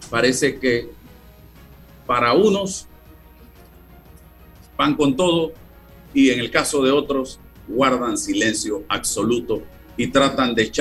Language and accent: Spanish; Panama; Me he privado de muchas cosas, como muchos panameños